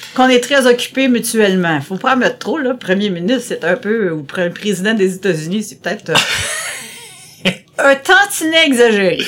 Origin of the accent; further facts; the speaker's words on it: Terrebonne, Quebec, Canada; first language French; also born or lived in Montreal; je dis jamais que je suis venue de Montréal, que je viens de Montréal, mais je viens plutôt de Terrebonne parce que j'ai commencé euh, à la toute petite école, euh, au, primaire à Terrebonne